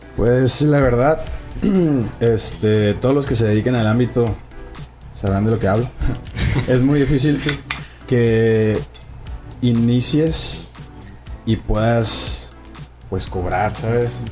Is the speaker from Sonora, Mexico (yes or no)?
yes; Puerto Peñasco, Sonora, Mexico; now in Tijuana, Mexico; yo soy de Sonora, Puerto Peñasco, Sonora